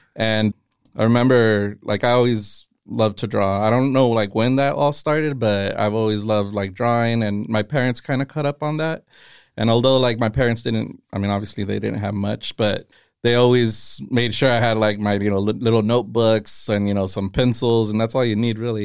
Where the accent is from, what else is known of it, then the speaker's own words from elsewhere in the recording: Castroville, California, United States; I grew up in Castroville